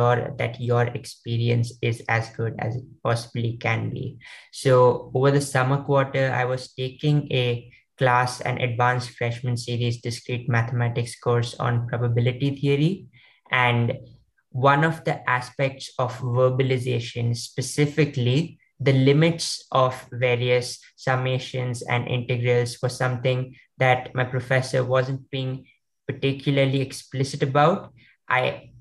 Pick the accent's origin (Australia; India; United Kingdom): India; Maharashtra; my state, I come from India, Maharashtra